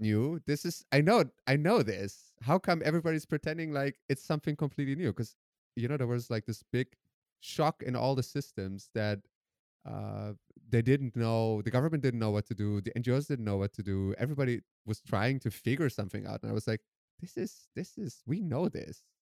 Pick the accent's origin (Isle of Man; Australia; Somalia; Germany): Germany; also born or lived in Iran / Netherlands; my parents fled Iran when I was three years old, and I grew up in Germany